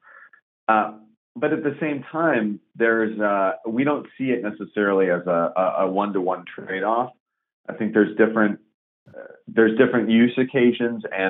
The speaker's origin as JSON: {"language": "English", "area": "Bay Area", "region": "California", "country": "United States", "tie": "born or raised there", "also_born_or_lived": "San Francisco / Asia", "moved": "as an adult", "lives_now": "New York, United States", "said": "I was born in San Francisco in the city itself. And then when I was very young, my parents and my family moved down to the peninsula. So I grew up in the Bay Area, about 30 minutes south of San Francisco. And I lived there until I was 18"}